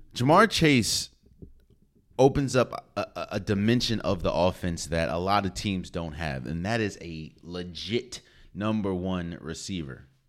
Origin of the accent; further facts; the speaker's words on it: DC area, Maryland, United States; I'm from the Maryland, D C area